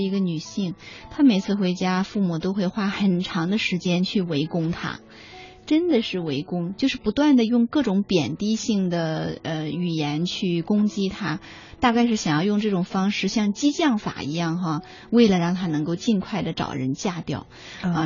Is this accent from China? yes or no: yes; China; 我们中国人